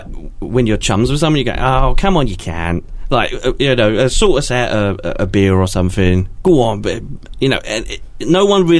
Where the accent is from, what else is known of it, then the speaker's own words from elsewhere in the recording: England, United Kingdom; as an Englishman